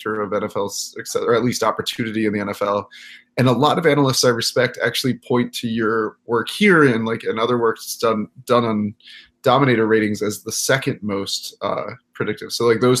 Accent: Iowa, United States; I was born in Iowa

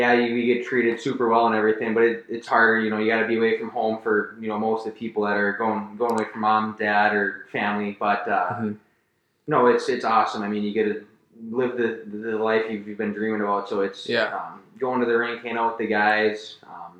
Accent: Roseville, Minnesota, United States; I'm from Roseville, Minnesota here

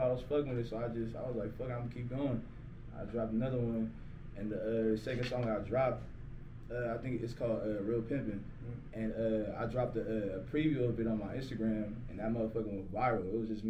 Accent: California, United States; Yeah, shit, I'm from the Bag Area. I'm from out here, man.

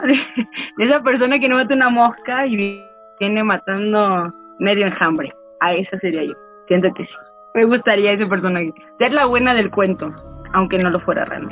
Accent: Mexico City, Mexico; soy de México de la Ciudad de México

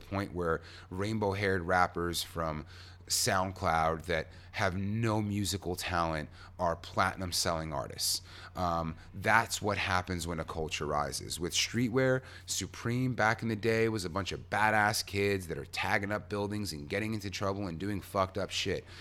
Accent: New York, United States; I'm a New Yorker.

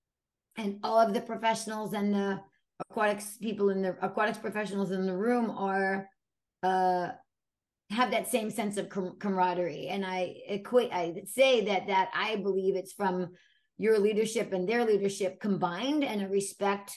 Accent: Brooklyn, New York, United States; my childhood growing up in Brooklyn

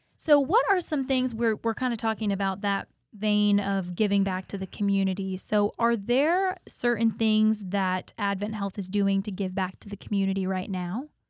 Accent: Auburndale, Florida, United States; I'm actually from Auburndale, too, but, you know, I get the best of both worlds 'cause I live in Auburndale

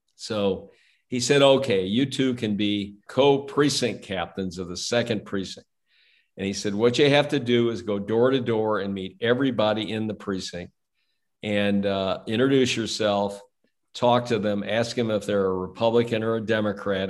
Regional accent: St. Louis, Missouri, United States; I grew up in South City, St. Louis

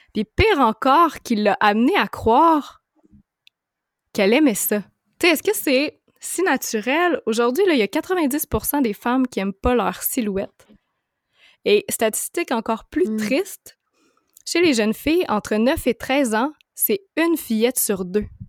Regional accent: Montreal, Quebec, Canada; je viens de Montréal

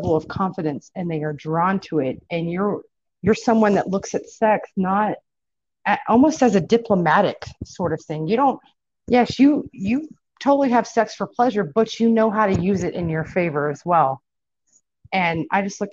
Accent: Irving, Texas, United States; I grew up in South Irving, where it was primarily Black and Hispanic growing up

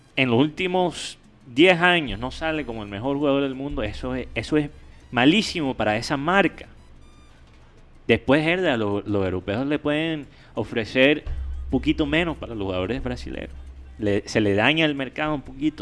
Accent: United States; yo como gringo

